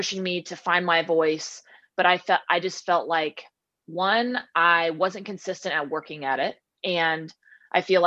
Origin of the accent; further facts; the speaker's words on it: Southern California, United States; also born or lived in Washington; growing up in Southern California